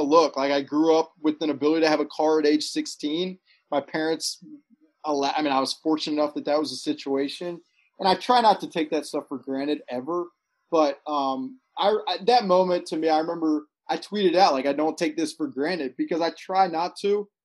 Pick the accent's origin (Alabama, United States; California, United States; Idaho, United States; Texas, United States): Alabama, United States; moved away; I'm a guy from Alabama, a suburb in Alabama, um, who grew up playing baseball